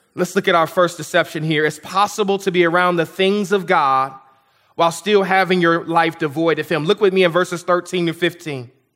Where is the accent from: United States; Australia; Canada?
United States